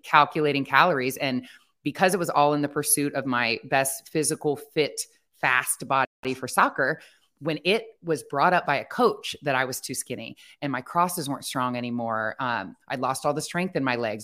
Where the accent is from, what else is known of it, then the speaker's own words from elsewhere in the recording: Ohio, United States; I grew up in Ohio